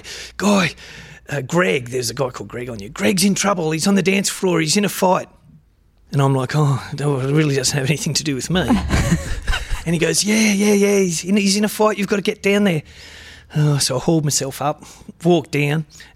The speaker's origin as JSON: {"language": "English", "town": "Deniliquin", "region": "New South Wales", "country": "Australia", "said": "I was from Deniliquin."}